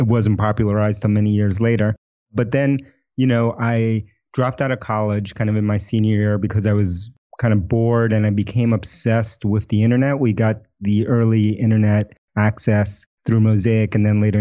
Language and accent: English; New York City, New York, United States; first language Spanish; English is a second language; I grew up in New York City.